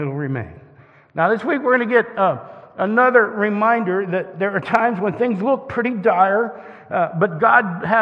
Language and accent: English; Northeast Ohio, United States; I grew up in Northeast Ohio